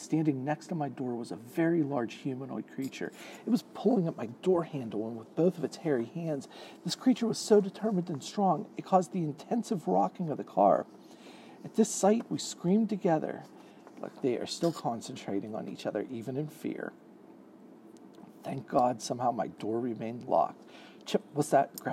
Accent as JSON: {"language": "English", "town": "Pittsburgh", "region": "Pennsylvania", "country": "United States", "said": "I'm from Pittsburgh, Pennsylvania"}